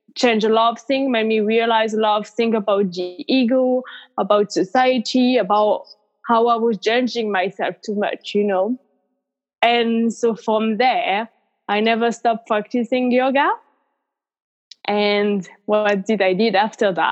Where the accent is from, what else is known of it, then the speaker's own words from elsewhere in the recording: France; moved away as an adult; also born or lived in Australia; now in United Kingdom; I'm from France originally and I live in the UK